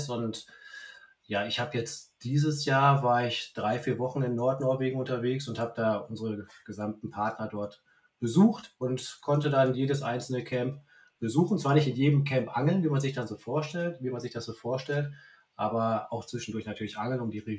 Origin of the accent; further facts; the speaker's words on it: Münster, North Rhine-Westphalia, Germany; ich wollte meine Heimat zurückziehen nach Münster